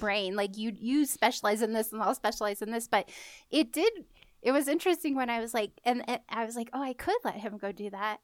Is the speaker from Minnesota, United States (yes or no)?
no; California, United States; moved away; I grew up in California and there were not seasons to speak